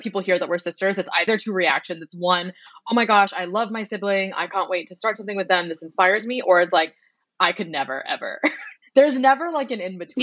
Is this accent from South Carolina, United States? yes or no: no; Boston, Massachusetts, United States; we grew up in Boston in a town that was actually 98% white as um, first gen Vietnamese Americans and daughters of refugees